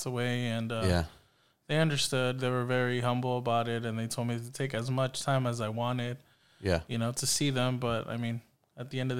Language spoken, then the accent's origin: English; Los Angeles, California, United States; I grew up in Mission Hills